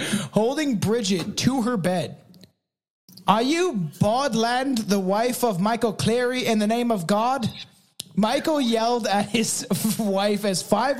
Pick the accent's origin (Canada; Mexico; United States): Canada; I can't speak French and I'm Canadian.